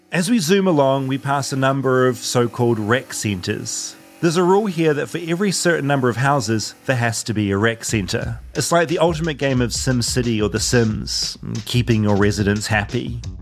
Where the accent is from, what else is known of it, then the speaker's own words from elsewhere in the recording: New Zealand; moved away; as a New Zealander